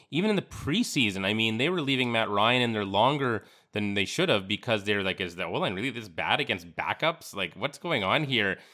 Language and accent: English; Yorkton, Saskatchewan, Canada; I'm from Yorkton, Saskatchewan.